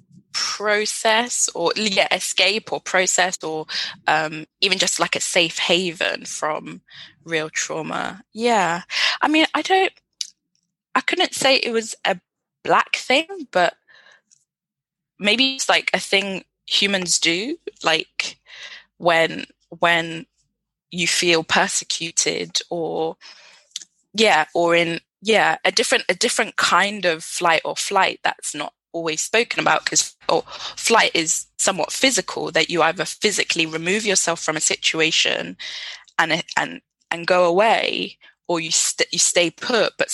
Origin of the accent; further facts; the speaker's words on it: United Kingdom; being British Nigerian